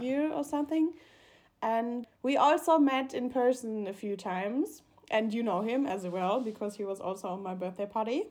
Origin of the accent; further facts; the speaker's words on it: Mannheim, Baden-Württemberg, Germany; English is a second language; moved away as an adult; also born or lived in Karlsruhe; now in Munich, Germany; my hometown in Mannheim